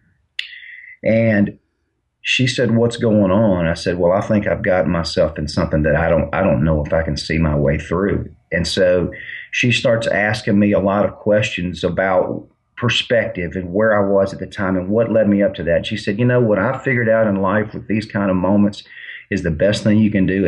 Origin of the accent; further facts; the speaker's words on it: Mobile, Alabama, United States; I'm from Mobile, Alabama